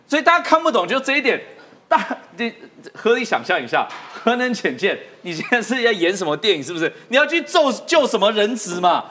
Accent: Taiwan; 我们台湾人觉得房价超高

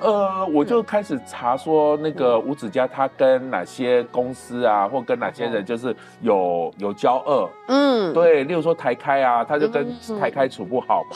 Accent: Kaohsiung, Taiwan; 因为我以前住高雄嘛，高雄冈山、眷村旁边

